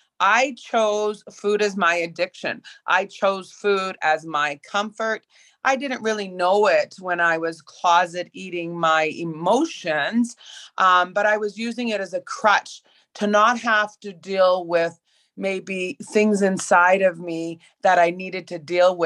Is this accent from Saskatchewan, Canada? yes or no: yes; Prince Albert, Saskatchewan, Canada; Growing up in Prince Albert, Saskatchewan, where I was a very high level competitive swimmer